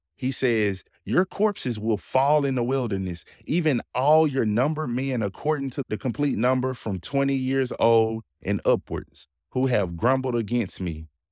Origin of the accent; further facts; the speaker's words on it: Jackson, United States; I live and grew up in the city of Jackson. I grew up in South Jackson